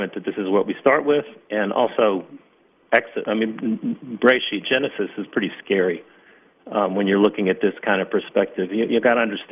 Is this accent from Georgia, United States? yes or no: yes; Atlanta, Georgia, United States; moved away as an adult; now in Israel; I came from Atlanta, Georgia. I didn't come from the New York area.